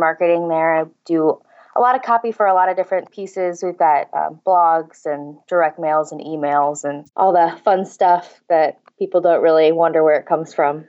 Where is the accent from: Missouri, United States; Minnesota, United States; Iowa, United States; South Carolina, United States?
Missouri, United States; St. Louis; moved away as an adult; also born or lived in Cape Girardeau, Missouri; now in Kansas, United States; I grew up in Saint Louis